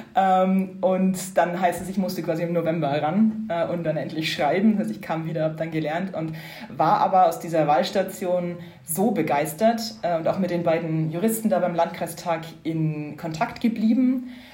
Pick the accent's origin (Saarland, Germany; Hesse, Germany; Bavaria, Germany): Bavaria, Germany; Upper Franconia; moved away as an adult; now in Brussels, Belgium; bin ursprünglich aus Oberfranken, gar nicht so weit weg von Bayreuth aufgewachsen